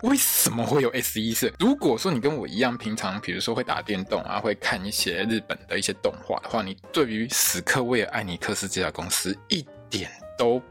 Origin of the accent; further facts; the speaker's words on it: Taiwan; 我们台湾人